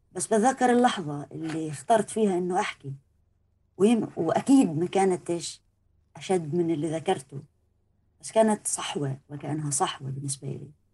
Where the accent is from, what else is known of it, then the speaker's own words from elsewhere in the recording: Palestine; أنا انولدت في فلسطين